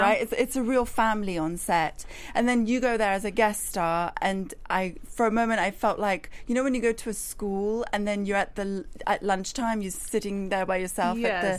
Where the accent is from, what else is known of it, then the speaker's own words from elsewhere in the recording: Iran; Especially given that I'm from Iran, and usually people from my background tend to be given specific roles.